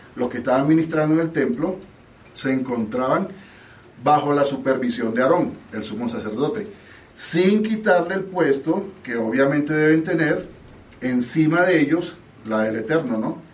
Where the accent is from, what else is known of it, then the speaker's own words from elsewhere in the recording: Mexico; yo soy mexicano